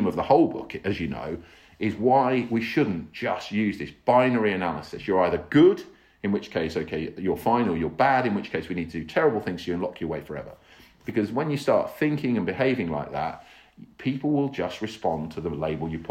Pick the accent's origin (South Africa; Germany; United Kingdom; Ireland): United Kingdom; England; I'm an English guy